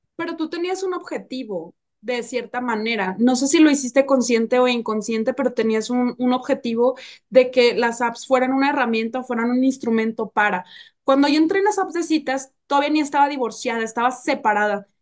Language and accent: Spanish; Nuevo León, Mexico; moved away; estuve en mi tierra, en Nuevo León